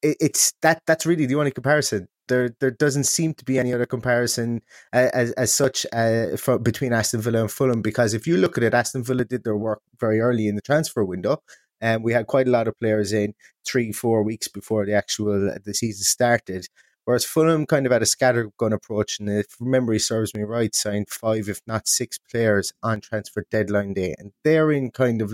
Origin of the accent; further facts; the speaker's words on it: Ireland; accent: Irish; very, very hearty welcome here from Ireland, as you may be able to tell. My Irish accent is quite strong.